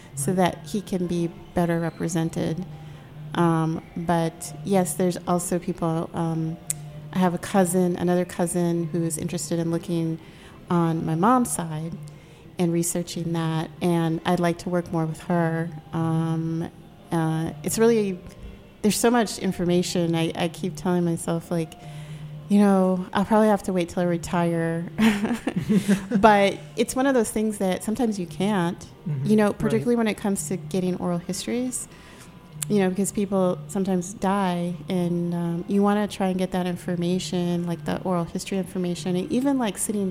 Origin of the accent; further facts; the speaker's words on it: North Dakota, United States; also born or lived in North Carolina / Virginia; now in Maryland, United States; I grew up in North Dakota.